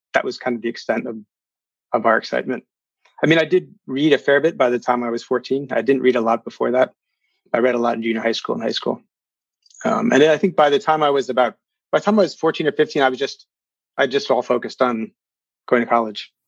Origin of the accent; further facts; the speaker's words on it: just outside of Philadelphia, Pennsylvania, United States; also born or lived in Virginia / North Carolina; we moved to Pennsylvania just outside of Philadelphia when I was three, or four.